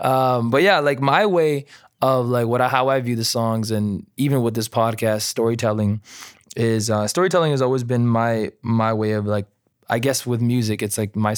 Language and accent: English; India; And, but I mean, I'm Indian.